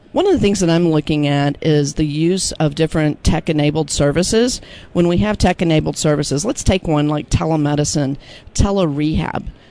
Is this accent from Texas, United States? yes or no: yes; Austin, Texas, United States; my hometown of Austin, Texas